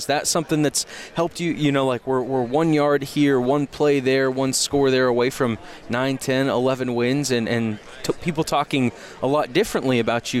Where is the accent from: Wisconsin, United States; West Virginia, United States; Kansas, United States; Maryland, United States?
Kansas, United States; I'm from Kansas